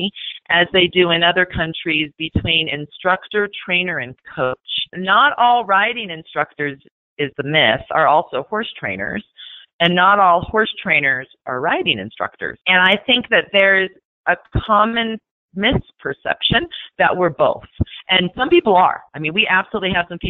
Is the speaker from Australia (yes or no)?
no; Fullerton, California, United States; I grew up in Southern California in a town called Fullerton.